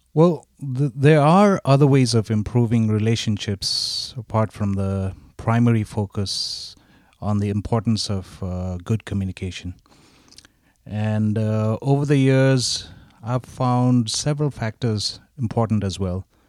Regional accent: Darjeeling, West Bengal, India; growing up in Darjeeling, India, uh, in an Asian family

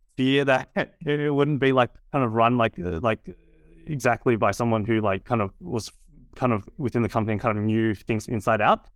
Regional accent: Sydney, New South Wales, Australia; I was, uh, born and raised in Sydney.

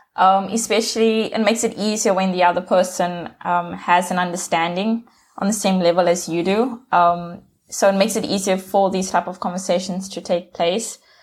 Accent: South Africa; I'm from South Africa.

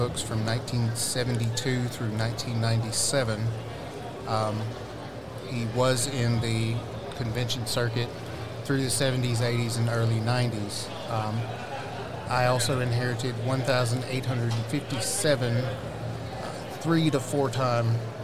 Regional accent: McNairy County, Southwest Tennessee, United States; I grew up in Southwest Tennessee, McNary County, and moved off to college

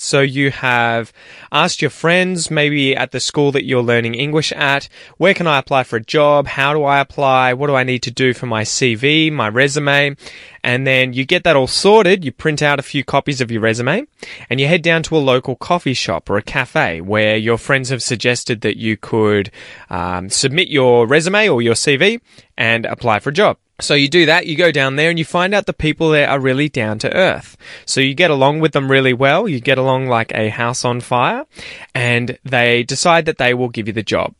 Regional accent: Australia; accent: general Australian; I have a general Australian accent

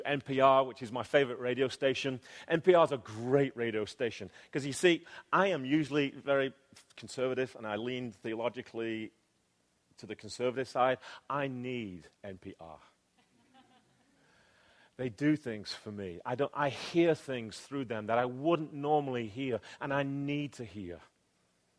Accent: England, United Kingdom; now in United States; though you can tell right now, I am an Englishman. I am a legal alien here. I have a residency card in my back pocket

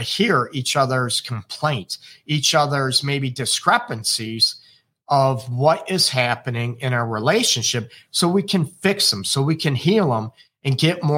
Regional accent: United States; now in Detroit, United States; I am American. I'm in Detroit, Michigan, United States.

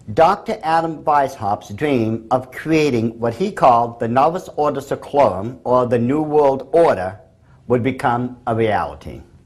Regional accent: England, United Kingdom; I'm English.

